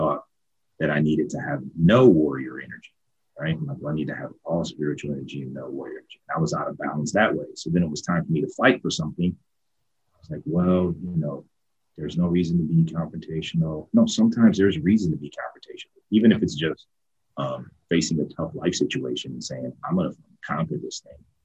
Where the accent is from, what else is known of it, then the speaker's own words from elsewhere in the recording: Ohio, United States; I grew up in Ohio